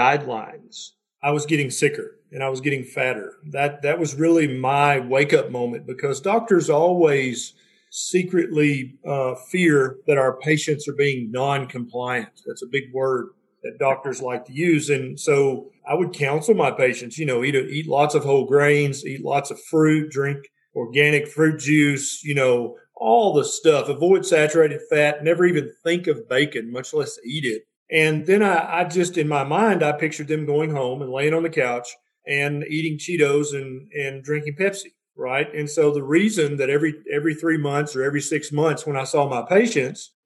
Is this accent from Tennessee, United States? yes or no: yes; Tennessee, United States; I'm from Tennessee